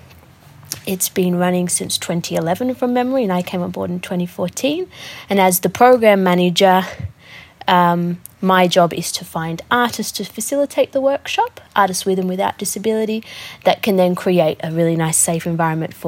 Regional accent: Sydney, New South Wales, Australia; I grew up here, born here, tried to move away

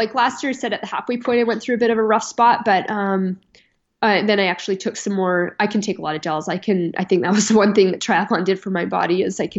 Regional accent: Canada; I'm Canadian and I train in kilometers.

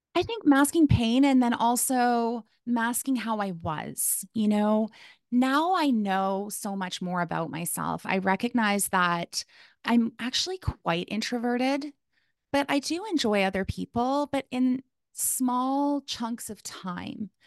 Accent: Calgary, Alberta, Canada; moved away as an adult; now in Kamloops, Canada; I was born in Calgary, Alberta, which is in Canada.

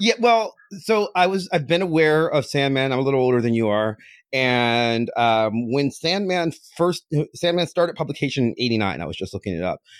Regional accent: a little town outside of Cleveland, Ohio, United States; I'm from a little town outside of Cleveland

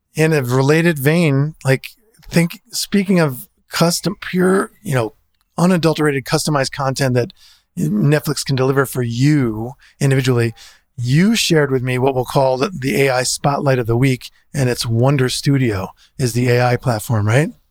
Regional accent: New Jersey, United States; I'm from New Jersey

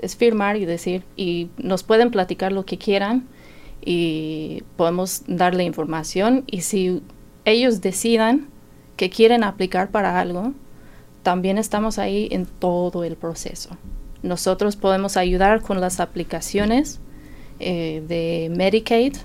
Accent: Martinsville, Indiana, United States; Spanish is a second language; moved away as an adult; also born or lived in Mexico; now in Bloomington, United States; pues yo soy de Martinsville, ahí nací, ahí crecí, este, pero nos cambiamos aquí para Bloomington en el año 2007

